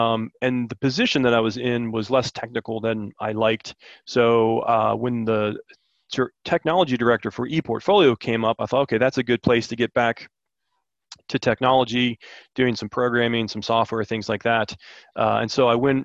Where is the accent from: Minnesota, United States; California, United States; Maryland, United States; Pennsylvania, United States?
Maryland, United States; moved away as an adult; now in Blacksburg, United States; I'm from Maryland originally